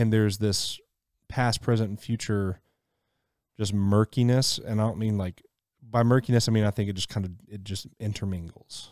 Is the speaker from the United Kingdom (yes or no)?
no; Mississippi, United States; I grew up in Mississippi, so wilderness was plenty